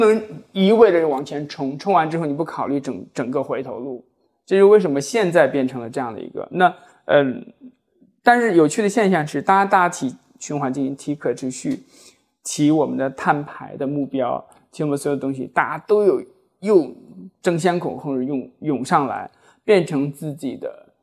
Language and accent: Chinese; China; 我们中国人